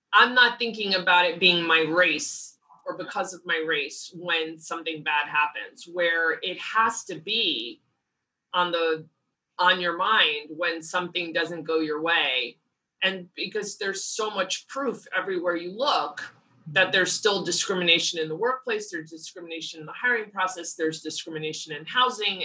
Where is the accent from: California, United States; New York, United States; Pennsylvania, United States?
New York, United States; outside; now in Los Angeles, United States; growing up outside New York where I did grew up